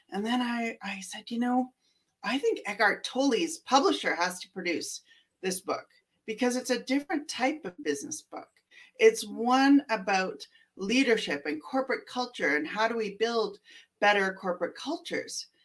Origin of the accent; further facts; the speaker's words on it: Canada; And I, I'm from Canada. I've lived in almost every major center in Canada.